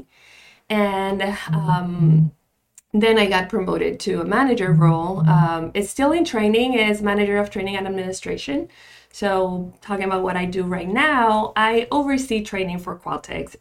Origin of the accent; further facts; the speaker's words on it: Puerto Rico; moved away as an adult; also born or lived in Rochester, New York; now in United States; But I was raised in Puerto Rico